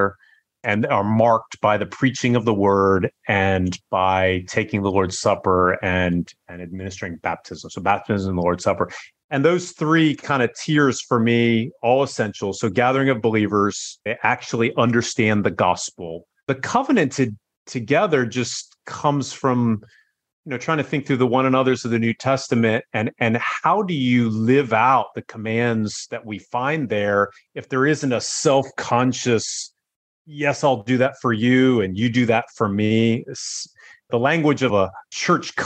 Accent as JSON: {"language": "English", "region": "Northern Virginia", "country": "United States", "tie": "born or raised there", "also_born_or_lived": "China", "moved": "as an adult", "lives_now": "Singapore", "said": "I grew up in Virginia"}